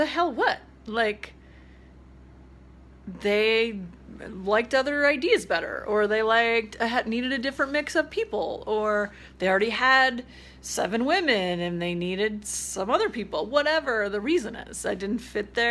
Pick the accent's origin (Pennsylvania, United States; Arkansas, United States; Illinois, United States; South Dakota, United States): South Dakota, United States; Spearfish; that's in Spearfish, my hometown